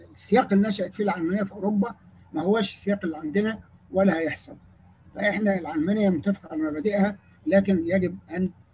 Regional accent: Egypt; انا من مصر

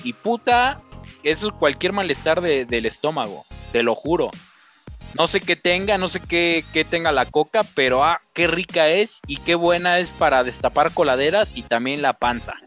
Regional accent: Tlaxcala, Mexico; soy de Tlaxcala

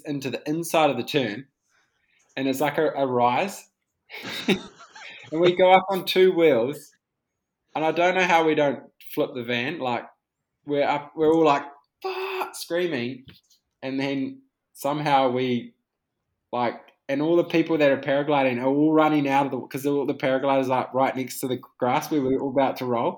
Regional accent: Whanganui, Manawatū-Whanganui, New Zealand; we grew up racing in Whanganui

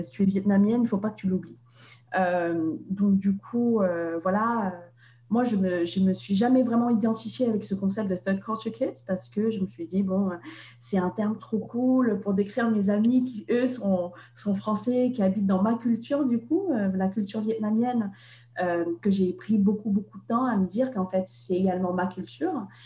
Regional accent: Russia; born there; alors que moi je suis née en Russie

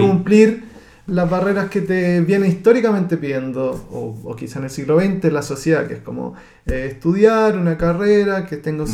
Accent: Santiago, Santiago Metropolitan Region, Chile; now in Spain; llegamos de todas las comunas de Santiago, o sea, yo no tenía, por ejemplo, en mi curso no tenía nadie que viviera en mi comuna

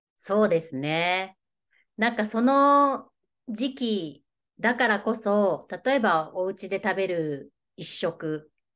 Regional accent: Tohoku, Japan; also born or lived in Australia; now in Kyoto Prefecture, Japan; 元はですね、えー、東北育ちなんですけど

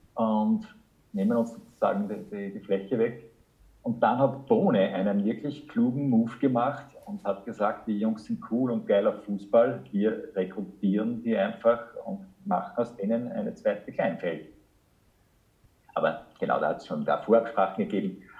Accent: Linz, Upper Austria, Austria; moved away as an adult; now in Germany; meine Heimatstadt

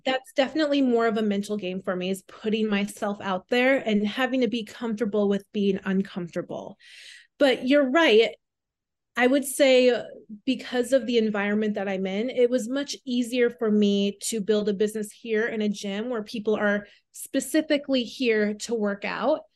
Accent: Southwest Minnesota, United States; now in New York, United States; I'm originally from Minnesota. Um, I was born and raised there. Um, Southwest Minnesota, so a very small town right around two hundred people

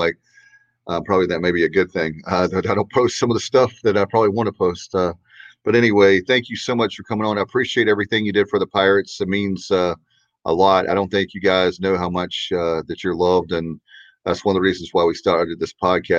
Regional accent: Williamston, North Carolina, United States; I moved back home to Williamston, and I was working in Raleigh in radio

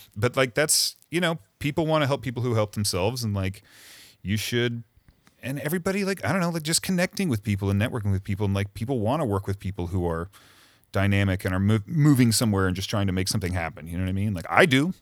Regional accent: Missouri, United States; moved away as an adult; also born or lived in Cleveland / New York / Chicago; now in Los Angeles, United States; raised in Missouri

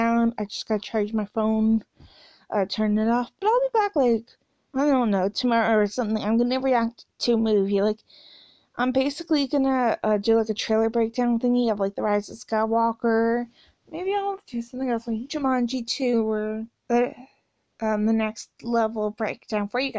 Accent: Canada; I'm Canadian

